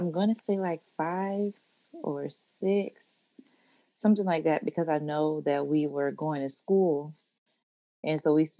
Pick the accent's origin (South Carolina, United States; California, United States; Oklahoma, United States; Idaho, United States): Oklahoma, United States; Oklahoma City; born there; I was born in Oklahoma City, Oklahoma. I have two military parents.